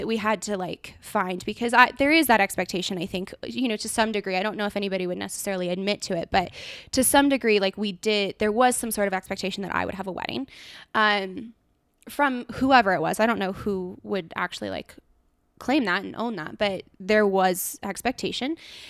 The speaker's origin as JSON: {"language": "English", "region": "California", "country": "United States", "tie": "born or raised there", "said": "Like, I'm born and raised California girl"}